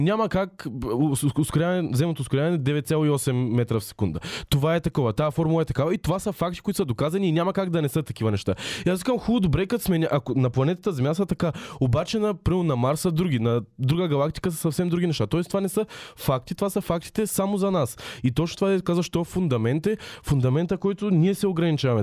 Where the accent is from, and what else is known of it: Bulgaria; accent: soft (мекото) dialect